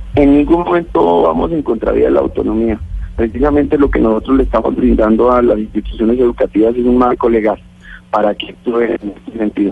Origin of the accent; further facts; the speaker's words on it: Boyacá, Colombia; soy boyacense